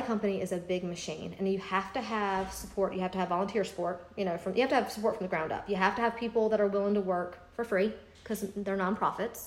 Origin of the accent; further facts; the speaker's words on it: Greenville, United States; moved away; My parents live in Greenville because I'm from Greenville